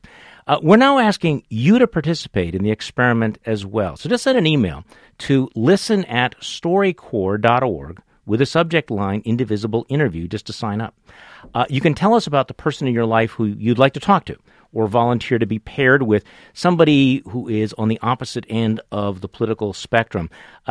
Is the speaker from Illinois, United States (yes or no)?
no; Wisconsin, United States; my home state of Wisconsin